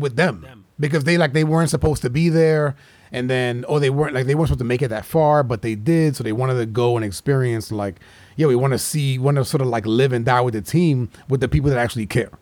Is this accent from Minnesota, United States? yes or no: no; New York, United States; my boys that I grew up with in New York